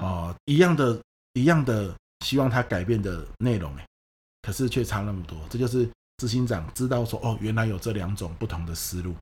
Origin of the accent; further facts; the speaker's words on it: Pingtung County, Taiwan; 像我是屏东人